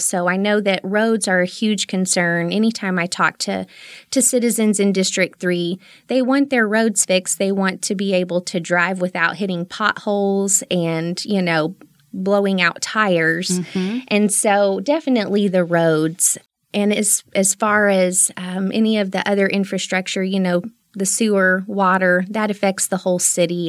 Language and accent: English; Midland, Texas, United States; I'm a native Midlander. I was born and raised here, and I've lived here for 35 of my almost 37 years